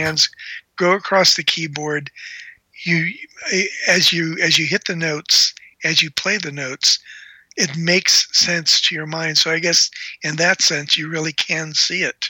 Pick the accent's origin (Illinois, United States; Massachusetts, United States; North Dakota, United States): Illinois, United States; Chicago; I grew up in Chicago